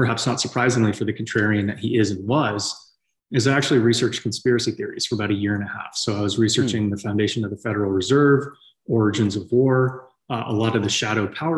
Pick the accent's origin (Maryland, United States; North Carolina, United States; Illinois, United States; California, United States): California, United States; San Francisco Bay Area; moved away as an adult; also born or lived in Tennessee; I grew up in the San Francisco Bay Area in, the 90s